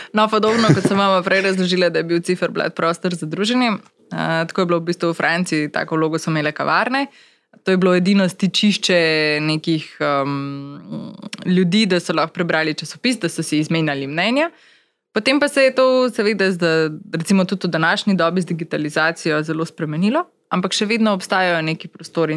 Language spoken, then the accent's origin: Slovenian; Maribor, Drava, Slovenia; Takrat je bila seveda moja možnost živela samo v Mariboru, ker sem pač Mariborčanka